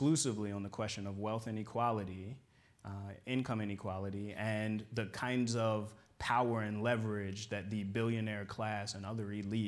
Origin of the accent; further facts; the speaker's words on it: Baltimore, Maryland, United States; I'm from Baltimore.